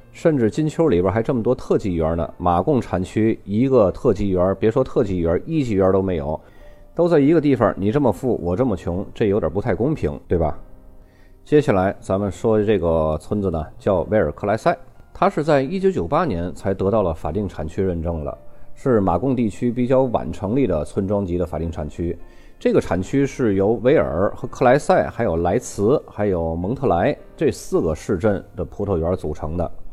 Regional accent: China; 我们中国人

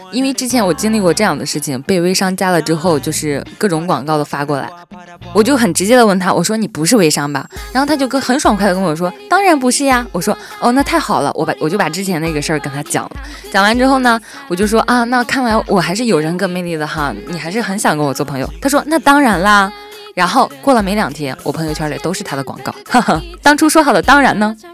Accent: Shandong, China; moved away as an adult; 我是山东人

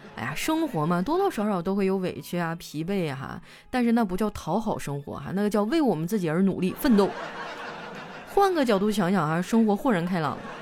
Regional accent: Heilongjiang, China; moved away; 我老家黑龙江

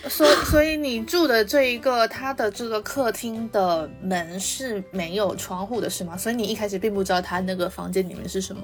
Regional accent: Xiamen, Fujian, China; now in United Kingdom; 我以前小时候在厦门的时候

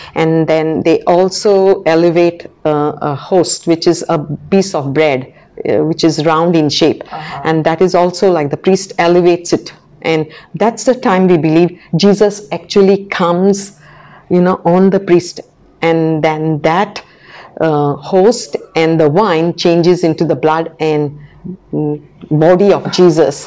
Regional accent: Goa, India; now in Macau, Missouri, United States

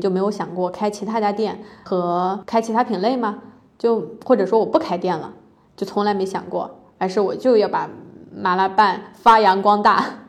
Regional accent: Anhui, China; moved away; 我老家也属于安徽小县城

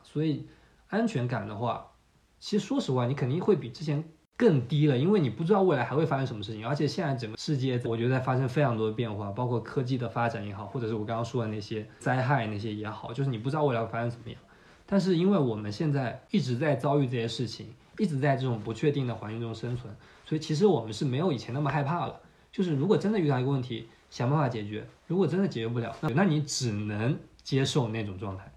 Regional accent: Fuzhou, Fujian, China; moved away as an adult; also born or lived in Shanghai / Mexico; 我家是福州的，福州其实算是一个二线的省会城市

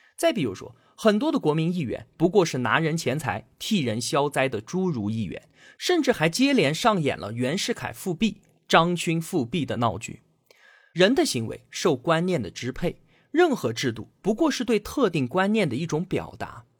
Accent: China; 我们中国人

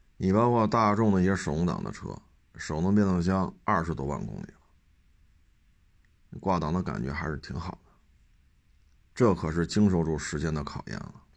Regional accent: China; 我生活在中国这片土地上

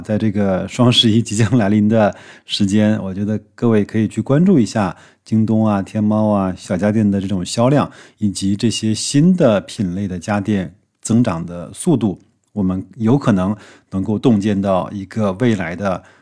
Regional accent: China; 我们中国人

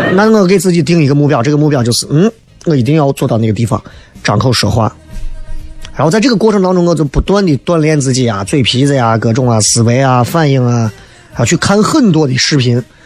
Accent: Xi'an, Shaanxi, China; accent: Xi'an dialect; 因为我的西安方言不算是标准的

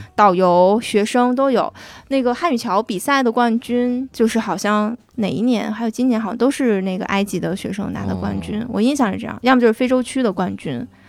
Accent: Northeast China, China; moved away; also born or lived in Egypt; 用我们东北话

